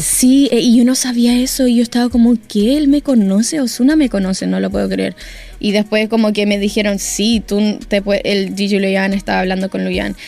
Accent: New York, United States; now in Chile; siempre me crecí en Nueva York

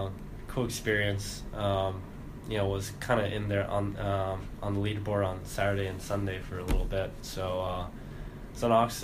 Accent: San Diego, California, United States; also born or lived in South Korea; So I was actually born in Korea, moved over to the States when I was 8, picked up golf when I was like 8 and a half or so. Grew up in San Diego, California, and then played high school golf at Torrey Pines High School

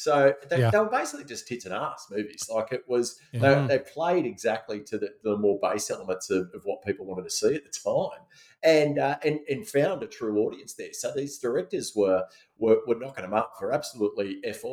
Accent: Sydney, New South Wales, Australia; where we grew up in the Badlands of the Northern Beaches.

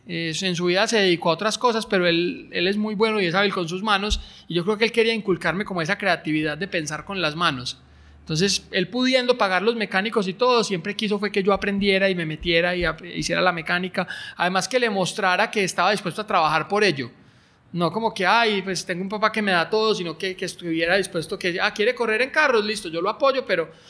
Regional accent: Colombia; moved away as an adult; also born or lived in Europe; Yo no quería volver a Colombia

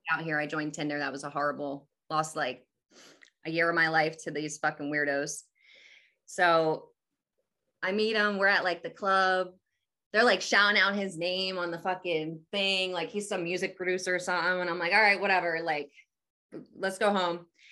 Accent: Atlantic City, New Jersey, United States; I'm from Jersey, like, Atlantic City area.

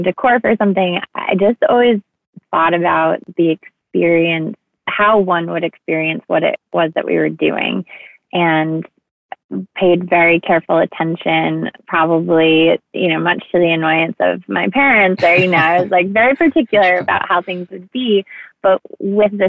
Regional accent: East Bridgewater, Massachusetts, United States; I grew up in East Bridgewater, Massachusetts

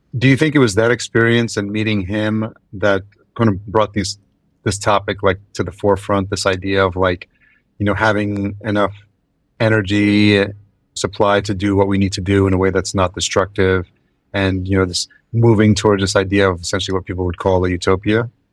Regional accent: Yonkers, New York, United States; moved away as an adult; now in Minneapolis, United States; I grew up in Yonkers, so I'm very familiar, and I've lived in New York City, Brooklyn, and Lower East Side

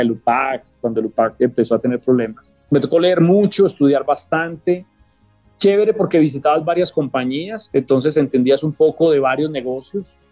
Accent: Medellín, Antioquia, Colombia; moved away as an adult; crecimos en Medellín

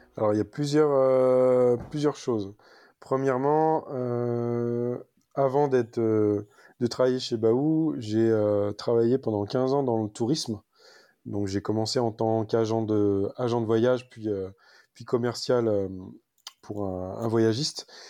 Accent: Île-de-France, France; moved away as an adult; now in Var, France; je suis né en Ile-de-France. Donc, j'ai habité toute, ma... toute mon enfance et même jusqu'à mes 31 ans euh, à Paris, dans le... Enfin, dans le 92 exactement

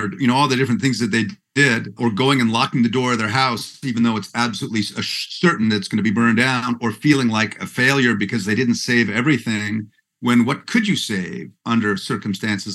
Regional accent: Vancouver, British Columbia, Canada; I'm from Vancouver, which is kind of the San Francisco of Canada.

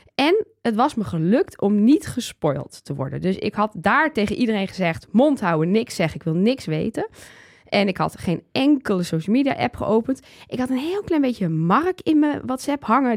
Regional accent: Twente, Overijssel, Netherlands; Ik kom uit Twente

